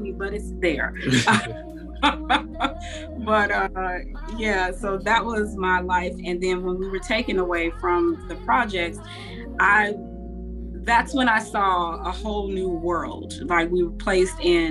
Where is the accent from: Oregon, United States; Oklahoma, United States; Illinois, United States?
Illinois, United States; Chicago; moved away as an adult; now in Houston, United States; the city of Chicago, obviously because it raised me